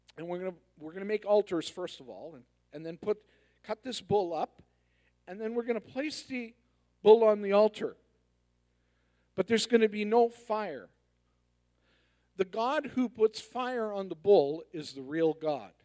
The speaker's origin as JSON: {"language": "English", "town": "Edmonton", "region": "Alberta", "country": "Canada", "said": "I'm from Edmonton"}